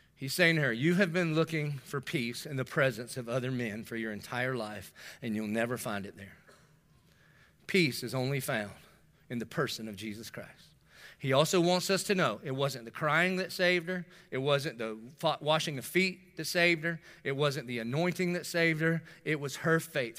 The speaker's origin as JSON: {"language": "English", "town": "Dillon", "region": "South Carolina", "country": "United States", "also_born_or_lived": "North Myrtle Beach, South Carolina", "moved": "yes", "said": "I'm from Dillon"}